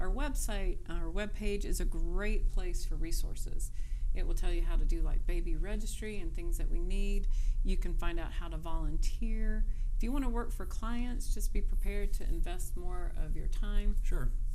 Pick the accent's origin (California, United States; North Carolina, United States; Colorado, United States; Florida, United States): North Carolina, United States; moved away as an adult; now in Cincinnati, United States; I'm from North Carolina